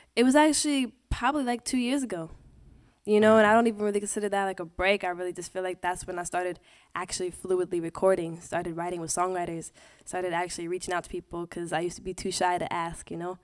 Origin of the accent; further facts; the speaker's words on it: Portland, Oregon, United States; moved away as an adult; also born or lived in Los Angeles; now in New York, United States; I came from Portland